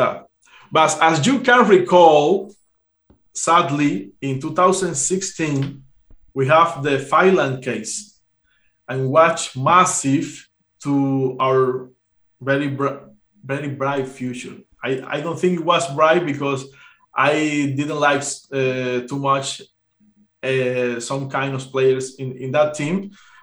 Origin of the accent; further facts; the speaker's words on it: Cuba; I'm Cuban